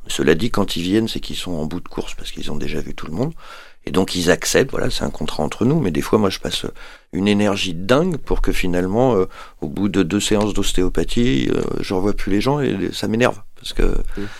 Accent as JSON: {"language": "French", "town": "Paris", "region": "Île-de-France", "country": "France", "moved": "as an adult", "lives_now": "Montpellier, France", "said": "moi je suis parisien au départ"}